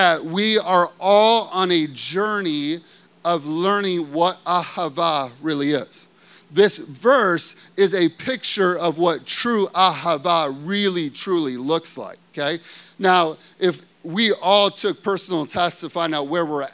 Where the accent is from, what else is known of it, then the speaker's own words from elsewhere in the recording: United States; growing up in America